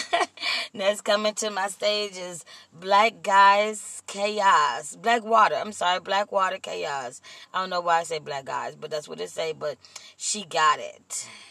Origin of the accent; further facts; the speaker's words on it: Compton, California, United States; also born or lived in Austin, Texas; I was raised in the city of Compton.